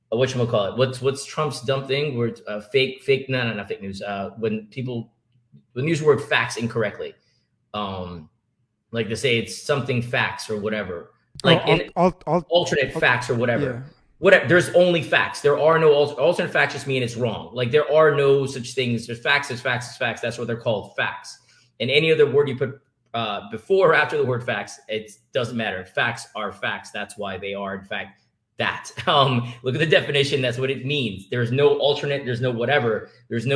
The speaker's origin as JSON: {"language": "English", "country": "Jamaica", "tie": "born or raised there", "moved": "yes", "lives_now": "United States", "said": "When I grew up in Jamaica"}